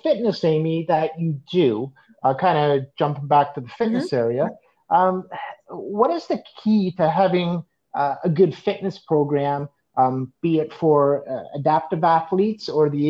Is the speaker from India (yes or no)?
no; Canada; I was born here.